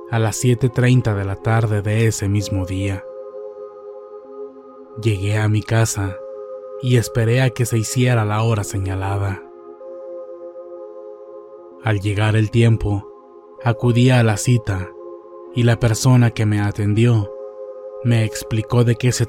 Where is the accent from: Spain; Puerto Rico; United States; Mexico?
Mexico; Colima; Soy de Colima, Colima.